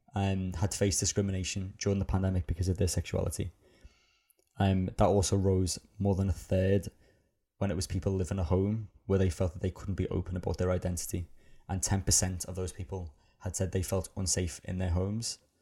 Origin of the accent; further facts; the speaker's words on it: Liverpool, North West England, United Kingdom; growing up in Liverpool